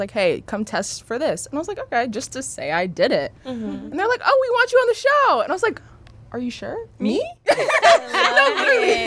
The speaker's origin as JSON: {"language": "English", "town": "Los Angeles", "region": "California", "country": "United States", "tie": "born or raised there", "said": "born and raised"}